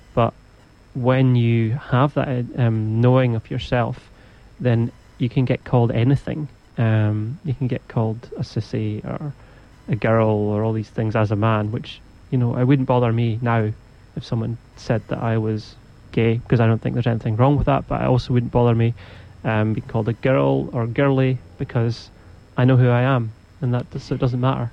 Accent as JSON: {"language": "English", "region": "Scotland", "country": "United Kingdom", "said": "I'm from Scotland too"}